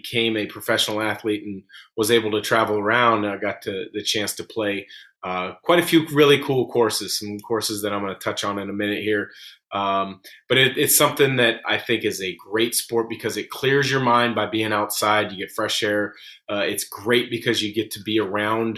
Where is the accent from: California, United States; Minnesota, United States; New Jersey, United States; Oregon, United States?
Oregon, United States; Portland; I grew up in the Portland area.